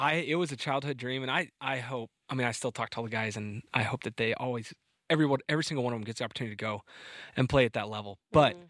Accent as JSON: {"language": "English", "town": "Montrose", "region": "Colorado", "country": "United States", "tie": "born or raised there", "said": "Born and raised in Montrose, Colorado, so not too far from here, a little bit south."}